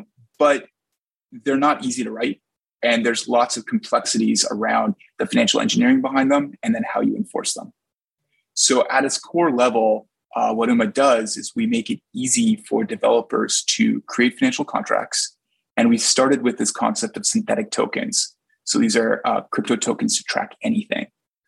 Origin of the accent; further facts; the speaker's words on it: Edmonton, Alberta, Canada; Well, I can give a great answer because I grew up in Edmonton, like as a little kid during the Gretzky dynasty era.